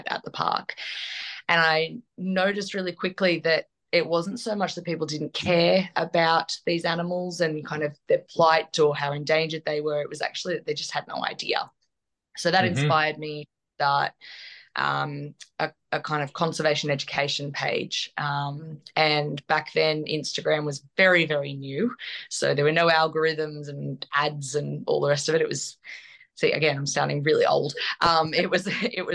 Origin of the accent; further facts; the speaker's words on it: Australia; as you can probably hear from my accent, I'm not English. I'm Australian.